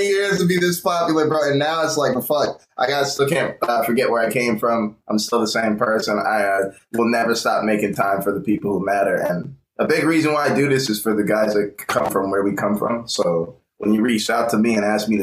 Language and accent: English; Tampa, Florida, United States; moved away as an adult; also born or lived in San Clemente, California / Temecula, California; I'm from Tampa, Florida